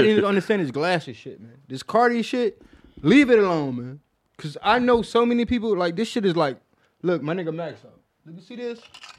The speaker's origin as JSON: {"language": "English", "town": "Flint", "region": "Michigan", "country": "United States", "lives_now": "Washington, United States", "said": "I'm originally from Flint. Oh, shouts out to Flint, man."}